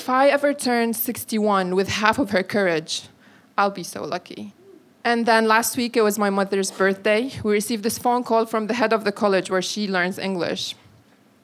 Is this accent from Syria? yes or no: yes; Syria; moved away as an adult; now in London, United Kingdom; As a Syrian who's been living in London for 8 years